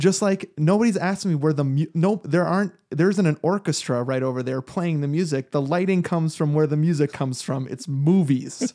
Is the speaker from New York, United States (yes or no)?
yes; New York, United States; I grew up in New York